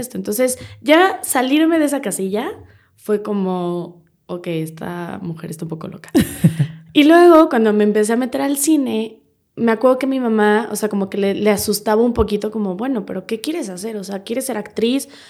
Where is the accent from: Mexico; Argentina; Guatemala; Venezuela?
Mexico; Querétaro; moved away as an adult; now in Mexico City, Mexico; yo nací en Querétaro, toda mi familia es de Querétaro